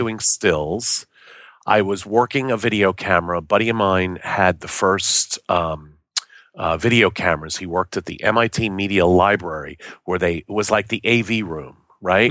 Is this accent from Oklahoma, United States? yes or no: no; New York, United States; moved away; also born or lived in Boston / Los Angeles; I know my Yiddish 'cause I grew up in New York.